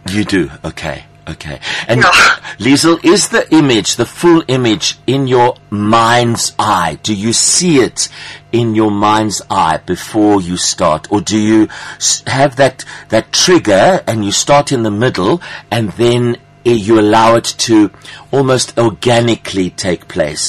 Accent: South Africa; accent: South African Greek; my Afrikaans with my with my South African Greek accent

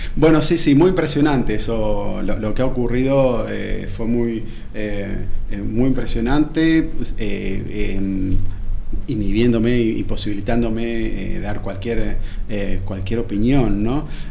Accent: Buenos Aires, Argentina; moved away as an adult; yo soy de Buenos Aires, yo eh, estudié aquí en la UBA y, toda la vida viví aquí en Buenos Aires

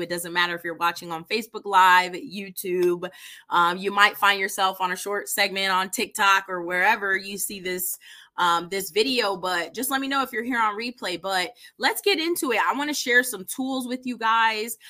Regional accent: East Coast, United States; now in Indianapolis, United States; I'm originally from the East Coast

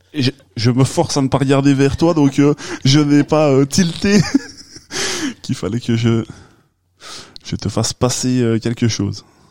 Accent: Liège, Wallonia, Belgium; accent: Liège; mon bel accent euh, de Liège

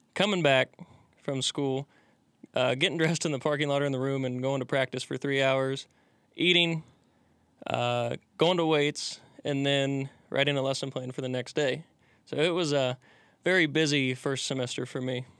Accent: Rising Sun, Indiana, United States; moved away; i'm from a small town called rising sun indiana

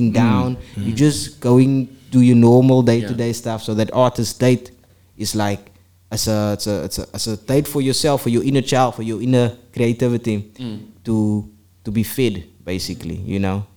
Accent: South Africa; I'm a guy from South Africa

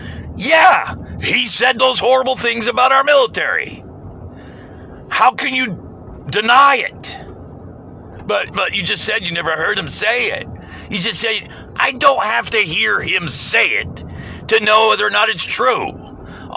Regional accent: United States; as an American

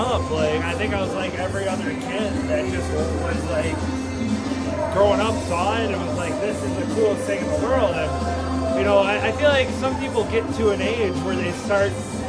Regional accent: Milwaukee, Wisconsin, United States; I'm from the Milwaukee area

